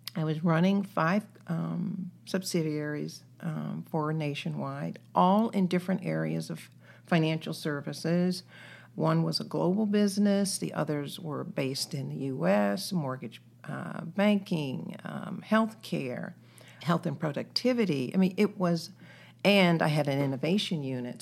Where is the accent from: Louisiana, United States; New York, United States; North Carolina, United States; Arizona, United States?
North Carolina, United States; Greensboro; also born or lived in Washington, D.C.; now in Columbus, United States; raised in North Carolina.